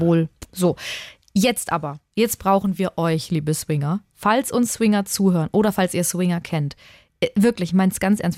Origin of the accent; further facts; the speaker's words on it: Würzburg, Bavaria, Germany; aus meiner Heimatstadt in Würzburg